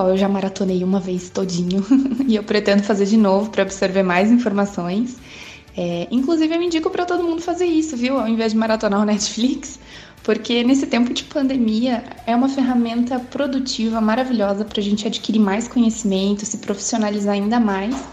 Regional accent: Joinville, Santa Catarina, Brazil; Eu sou de Joinville, Santa Catarina.

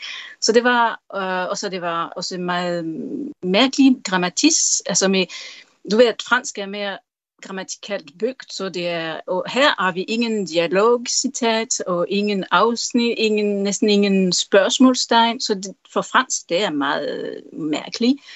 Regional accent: Tarm, Central Denmark Region, Denmark; born there; jeg blev født i Tarm, så for mig er uh, meter i sekundet er noget meget specielt.

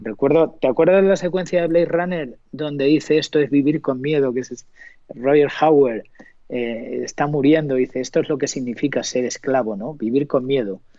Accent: Montiel, Castilla-La Mancha, Spain; now in Madrid, Spain; Yo tengo la gran fortuna de haber nacido en un pueblo maravilloso que es Montiel

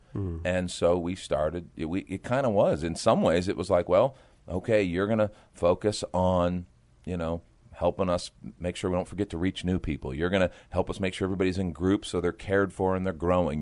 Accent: just outside of Chicago, Illinois, United States; now in San Antonio, United States; I grew up actually just outside of Chicago, Illinois

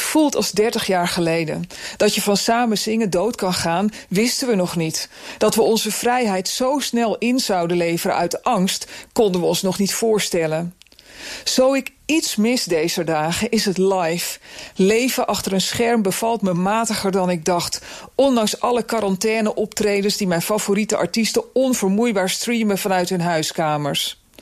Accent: Netherlands; de suffe polder waar ik opgroeide

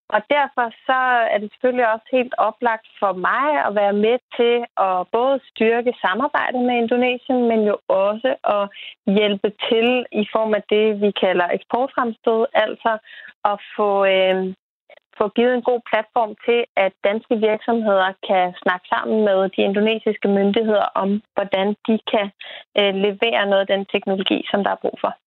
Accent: Bornholm, Capital Region of Denmark, Denmark; nu er jeg selv Bornholmer

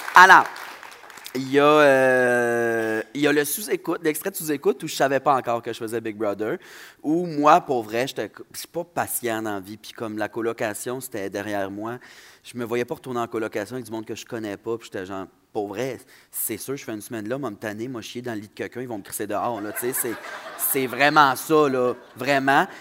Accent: Saguenay, Quebec, Canada; accent: Saguenayen; also born or lived in Saint-Jean-sur-Richelieu; mon accent de Saguenayen

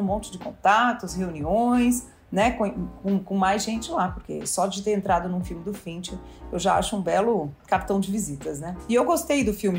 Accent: Brazil; a gente é brasileiro

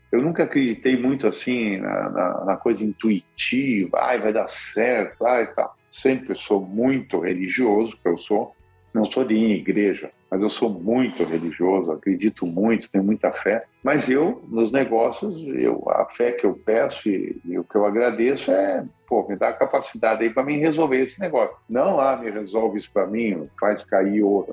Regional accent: Curitiba, Paraná, Brazil; moved away; also born or lived in Rondonópolis; como nós somos de Curitiba

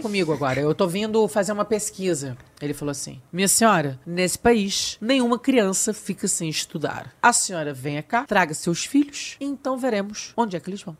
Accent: Brazil; accent: Brazilian; moved away as an adult; now in Portugal; Eu sou brasileira

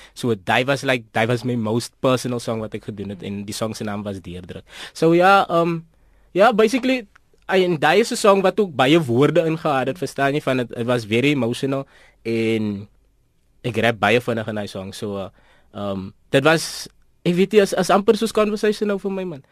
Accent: Port Elizabeth, Eastern Cape, South Africa; ek is van PE, uh, Port Elizabeth, Bloemendal

